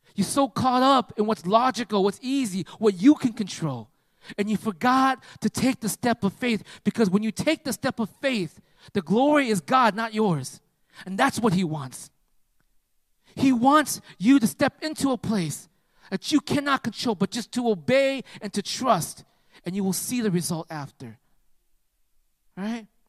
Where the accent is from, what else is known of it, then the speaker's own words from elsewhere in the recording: United States; I'm from America